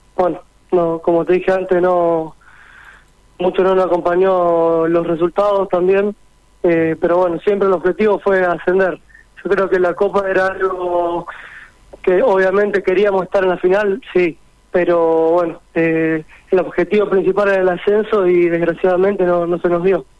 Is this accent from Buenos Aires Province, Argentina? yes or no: no; San Genaro, Santa Fe, Argentina; also born or lived in Rosario; primero estuve en San Genaro, que es el club donde yo nací